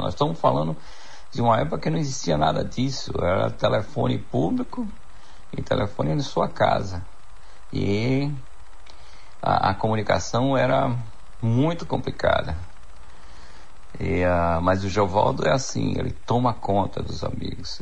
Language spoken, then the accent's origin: Portuguese; Jacobina, Bahia, Brazil; now in Canada; sou filho de Jacobina, cresci em Jacobina